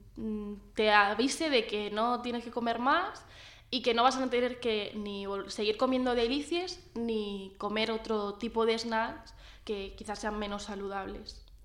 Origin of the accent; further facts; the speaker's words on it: Orihuela, Valencian Community, Spain; yo soy de Orihuela